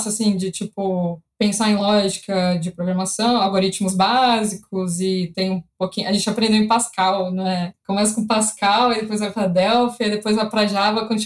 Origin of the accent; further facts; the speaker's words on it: Recife, Pernambuco, Brazil; born there; also born or lived in Belo Horizonte / Campinas; eu nasci em Recife, nessa época eu morava em BH, por causa do trampo do meu pai, a gente sempre é, mudou.